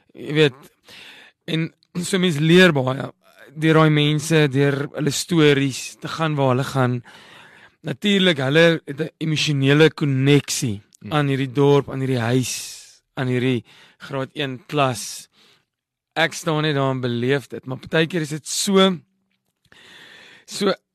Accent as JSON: {"language": "Afrikaans", "town": "Parys", "region": "Free State", "country": "South Africa", "tie": "born or raised there", "also_born_or_lived": "London, United Kingdom", "moved": "yes", "said": "ek het in Parys groot geword, die dorpie nie ver nie"}